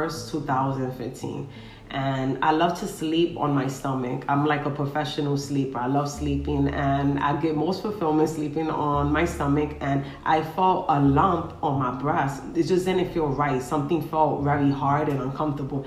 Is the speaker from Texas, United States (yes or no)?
no; New York City, New York, United States; I am from the Bronx, New York.